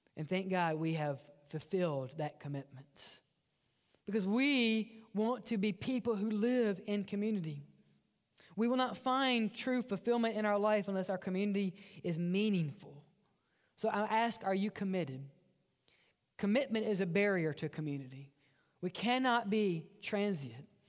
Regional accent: Mississippi, United States; accent: redneck; I grew up in Mississippi, and we don't speak right. Um, we have one dialect, and that's redneck.

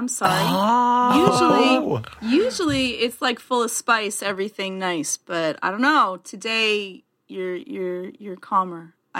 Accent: Canada; I'm a Canadian that can't ski.

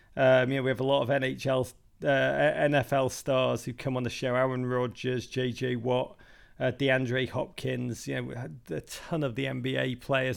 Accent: Liverpool, North West England, United Kingdom; moved away as an adult; now in New York, United States; I grew up in Liverpool

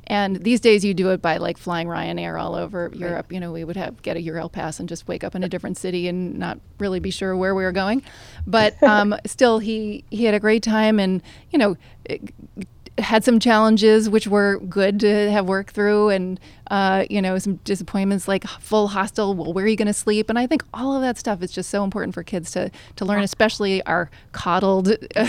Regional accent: Manhattan, New York, United States; because I grew up here in Manhattan, fairly privileged environment

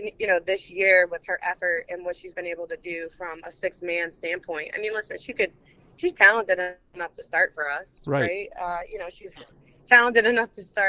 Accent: Derby, Connecticut, United States; also born or lived in Seymour, Connecticut / Shelton, Connecticut; I'm from Derby. I went to Seymour High School, and I actually live in Shelton.

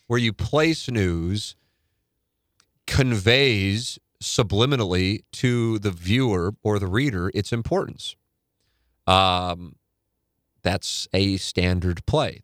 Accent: St. Louis, Missouri, United States; Saint Louis

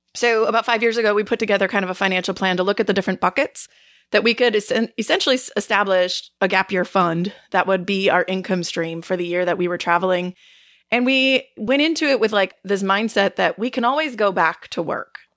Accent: Northeast Wisconsin, United States; We are from Northeast Wisconsin

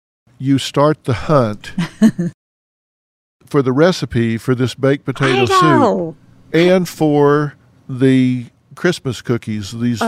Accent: the South, United States; now we're from the South, so food is really important at the holiday season in the South.

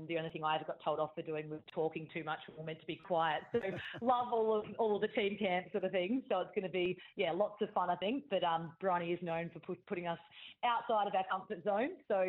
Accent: Adelaide, South Australia, Australia; moved away as an adult; now in Sydney, Australia; And when I moved over from Adelaide at the end of the 2016 season, I sort of thought, oh, I'll just come to Sydney and get a new experience for a couple of years and then probably just end up going home.

